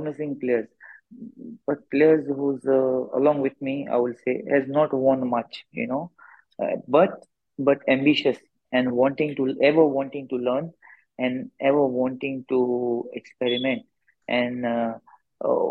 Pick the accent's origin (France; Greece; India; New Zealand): India; Goa; moved away as an adult; now in Odisha, India